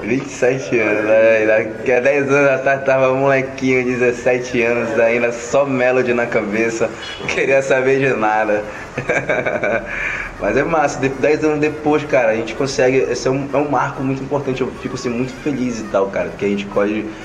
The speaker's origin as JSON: {"language": "Portuguese", "town": "Belém", "region": "Pará", "country": "Brazil", "said": "sou aqui de Coraci"}